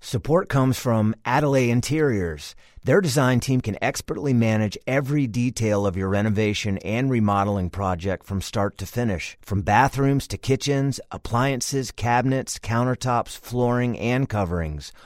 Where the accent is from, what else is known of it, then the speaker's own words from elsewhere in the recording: Satellite Beach, Florida, United States; moved away as an adult; also born or lived in Philadelphia, United States / New York City, United States; now in France; I'm from Florida. I grew up on the Space Coast.